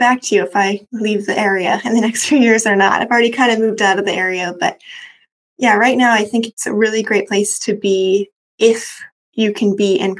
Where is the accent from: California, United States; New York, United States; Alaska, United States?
California, United States; Sacramento; also born or lived in San Francisco, California; now in Marin, United States; I grew up in Sacramento, California, about 2 hours outside of the city in East Sacramento